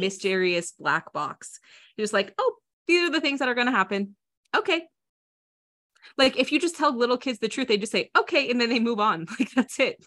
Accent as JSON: {"language": "English", "region": "Iowa", "country": "United States", "tie": "born or raised there", "said": "I grew up in Iowa"}